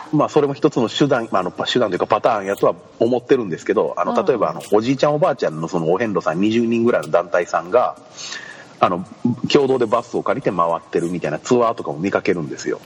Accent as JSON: {"language": "Japanese", "region": "Kochi", "country": "Japan", "tie": "born or raised there", "said": "高知で生まれて育って気づけばもうそろそろ32年になろうとします"}